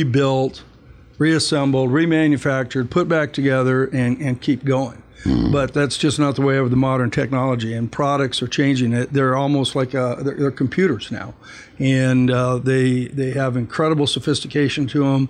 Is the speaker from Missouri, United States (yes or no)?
no; Tucson, Arizona, United States; when I was a kid, growing up in Tucson, we would walk through the desert